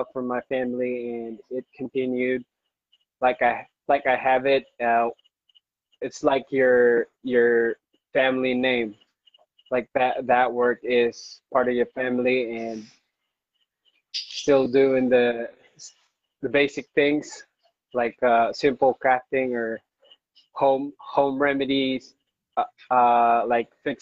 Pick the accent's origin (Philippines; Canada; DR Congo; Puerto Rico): Philippines; Iloilo City, Western Visayas; I'm from Iloilo